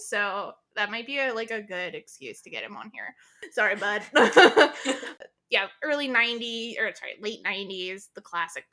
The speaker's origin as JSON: {"language": "English", "region": "North Florida", "country": "United States", "tie": "born or raised there", "said": "I grew up in North Florida"}